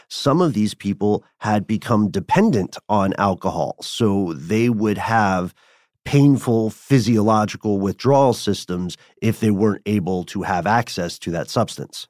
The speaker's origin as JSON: {"language": "English", "region": "Tennessee", "country": "United States", "accent": "Tennessee", "said": "my Tennessee accent"}